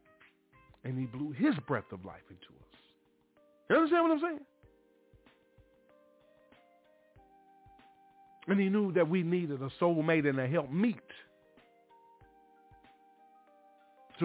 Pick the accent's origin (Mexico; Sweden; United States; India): United States; Mobile, Alabama; when I was a young boy growing up in the Stone Street Missionary Baptist Church down in Mobile, Alabama